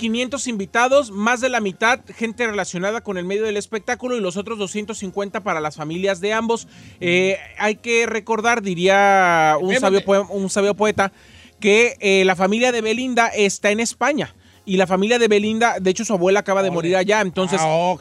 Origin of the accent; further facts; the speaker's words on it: Mexico; yo soy mexicano